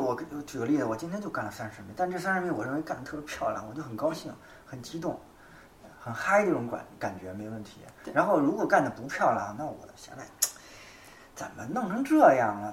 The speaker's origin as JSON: {"language": "Chinese", "country": "China", "said": "我们中国人忌谈生死"}